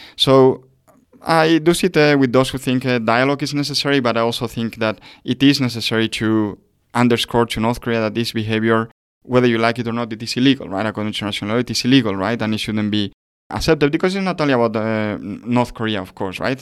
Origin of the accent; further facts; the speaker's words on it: Spain; I come from Spain